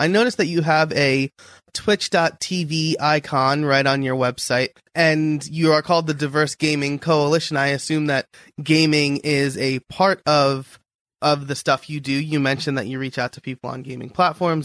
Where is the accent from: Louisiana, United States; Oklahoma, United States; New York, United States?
New York, United States; now in near Philadelphia, United States; I'm a New Yorker living near Philadelphia